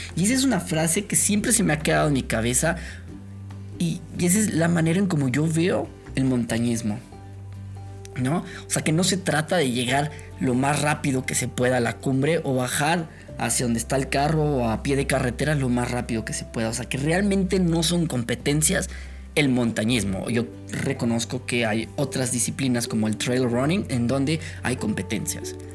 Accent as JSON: {"language": "Spanish", "country": "Mexico", "said": "Nosotros como mexicanos"}